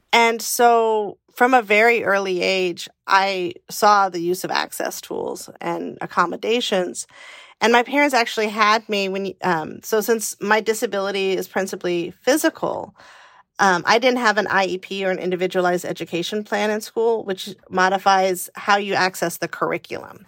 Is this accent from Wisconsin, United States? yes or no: no; California, United States; moved away as an adult; also born or lived in Washington, D.C.; I grew up in California in the eighties